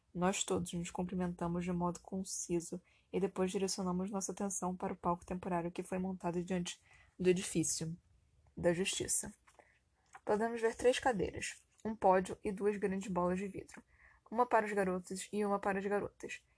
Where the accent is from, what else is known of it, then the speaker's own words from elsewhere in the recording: Brazil; somos brasileiros